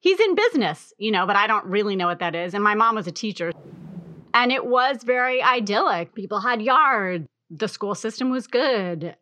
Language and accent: English; Wayland, Massachusetts, United States; I grew up in Wayland, Massachusetts, which was, like, a white suburb